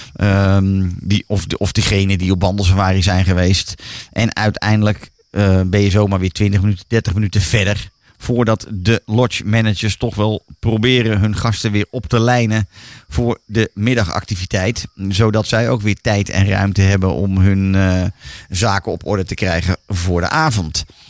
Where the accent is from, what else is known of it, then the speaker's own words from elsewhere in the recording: Netherlands; wij Nederlanders